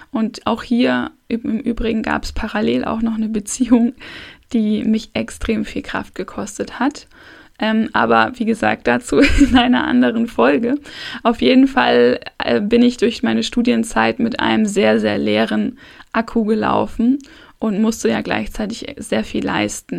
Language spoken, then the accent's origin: German; Hamburg, Germany; ich komme aus Hamburg